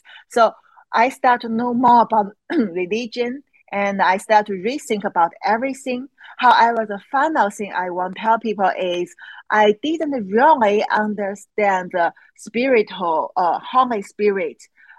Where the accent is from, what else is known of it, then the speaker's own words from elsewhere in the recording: China; English is a second language; because I grew up in China, and it actually took me over 30 years. And I grew up in China.